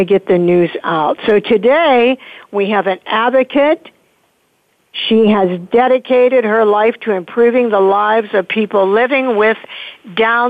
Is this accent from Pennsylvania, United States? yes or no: yes; Pittsburgh, Pennsylvania, United States; right here from my hometown of Pittsburgh, Pennsylvania